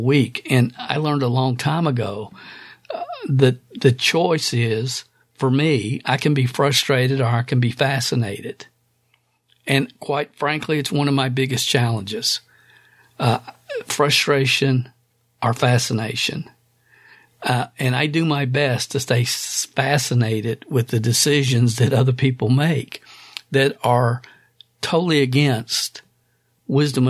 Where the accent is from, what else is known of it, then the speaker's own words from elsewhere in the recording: Stamping Ground, Kentucky, United States; a kid growing up in Stamping Ground, Kentucky